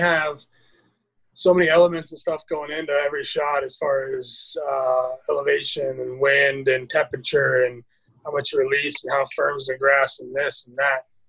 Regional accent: Mukilteo, Washington, United States; now in Phoenix, United States; born and raised just north of Seattle in a, a little town called Mukilteo, Washington.

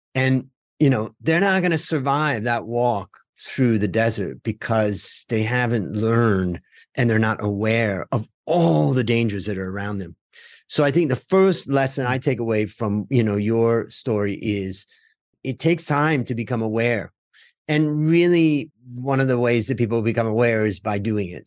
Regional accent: United States; when I grew up in America

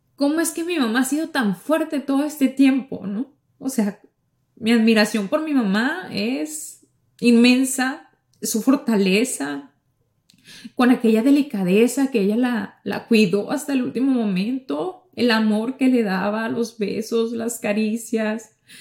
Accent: Ciudad Obregón, Sonora, Mexico; now in Miami, United States; yo llego a, a Sonora, a lo que es el estado donde vive mi familia, a Ciudad Obregón

